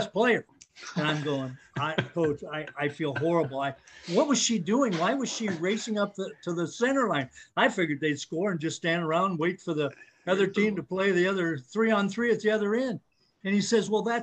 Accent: Algona, Iowa, United States; also born or lived in Storm Lake; when we grew up in Algona, they didn't even have girls basketball.

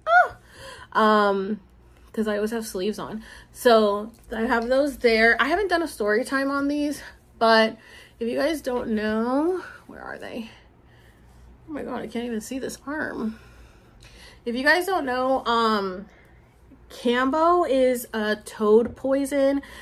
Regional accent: Puerto Rico; this is my roots. These are my people. I'm from Puerto Rico, and like I'm from Puerto Rico.

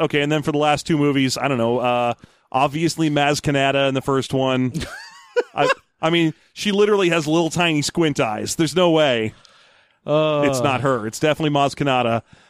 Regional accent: Albany, New York, United States; The Lutica expression. I'm from Albany.

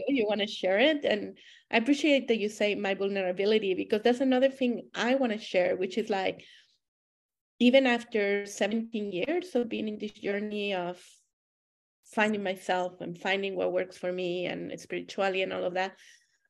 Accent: Monterrey, Nuevo León, Mexico; moved away as an adult; also born or lived in Germany / United States / United Kingdom; now in Canada; I was born and raised in Monterrey, Mexico.

